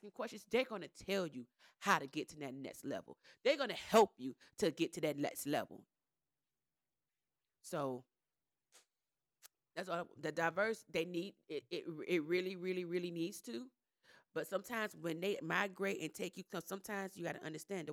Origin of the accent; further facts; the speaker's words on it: Miami, Florida, United States; moved away as an adult; now in Gwinnett, United States; I come from Miami with just straight black friends